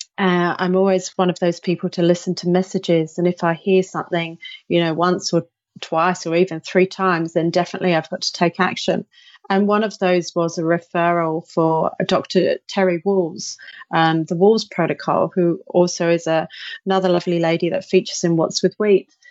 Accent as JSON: {"language": "English", "country": "United Kingdom", "said": "I'm I'm British."}